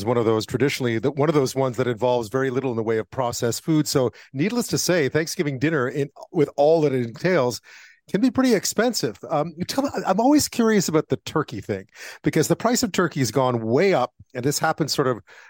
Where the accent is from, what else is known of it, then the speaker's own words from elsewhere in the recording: Montreal, Quebec, Canada; I grew up in Montreal